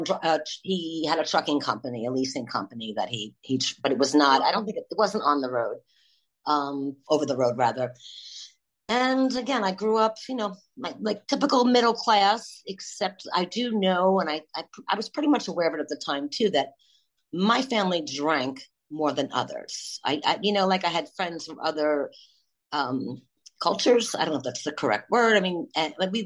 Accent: Long Island, New York, United States; also born or lived in Brooklyn, New York; I was born in Brooklyn, long time ago, 54 years ago, 1968. And then, as a young child, we moved to Long Island

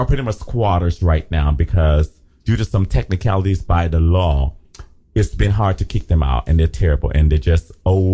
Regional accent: Liberia; accent: Liberian; I had a good old Liberian my Liberian accent came out, my African accent.

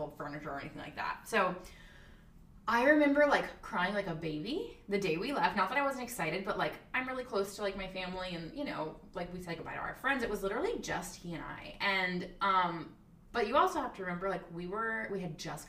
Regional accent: Thibodaux, Louisiana, United States; moved away as an adult; also born or lived in Lafayette, Louisiana; now in New York City, United States; we're from Thibodaux, Louisiana originally, but we went to college in Lafayette, Louisiana

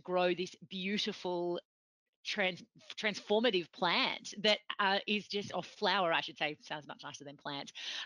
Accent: Victoria, Australia; brought up in Australia

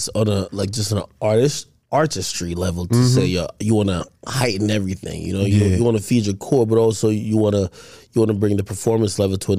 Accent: Jamaica; I'm Jamaican, so like I come from watching reggae and dancehall.

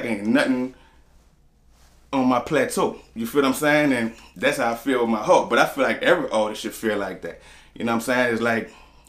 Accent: New Orleans, Louisiana, United States; I'm from the Forewalk. I'm from downtown, Conside Street. Next street over, Banville Street

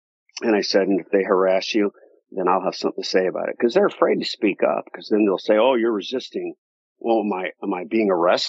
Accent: United States; I'm from the United States

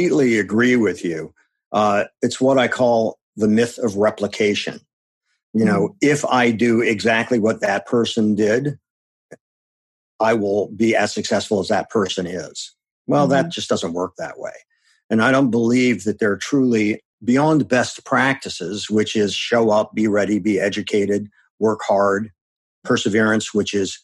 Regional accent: Akron, Ohio, United States; moved away as an adult; also born or lived in Madison, Wisconsin; I grew up in Akron, Ohio.

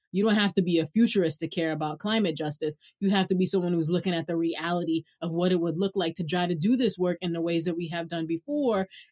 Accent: New York City, New York, United States; accent: Brooklyn; Tell people I'm from Brooklyn

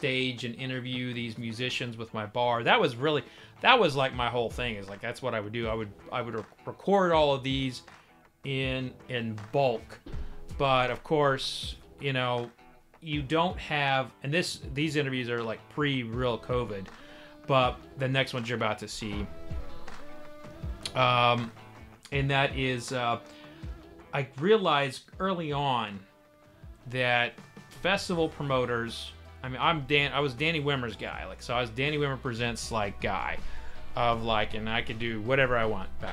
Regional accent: Oklahoma, United States; I grew up in Oklahoma

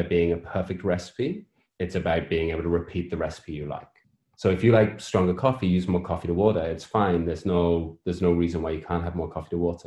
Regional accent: United Kingdom; So I'm British. I spend most of my life living in the gray

